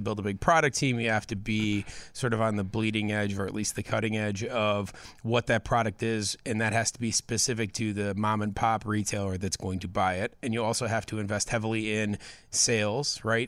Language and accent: English; Hinsdale, Illinois, United States; I grew up in Hinsdale